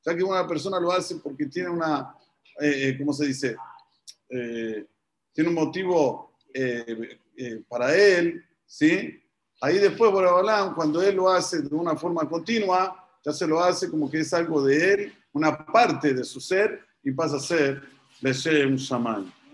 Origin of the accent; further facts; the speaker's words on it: Argentina; aquí, en un país como es Argentina, que somos muy temperamentales